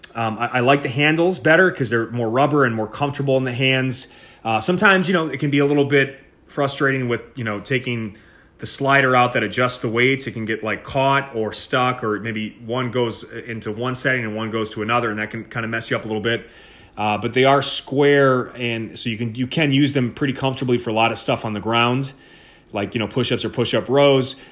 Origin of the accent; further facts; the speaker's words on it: Milwaukee, Wisconsin, United States; moved away as an adult; also born or lived in Pennsylvania; in Wisconsin, uh, born and raised. I'm from Milwaukee, Wisconsin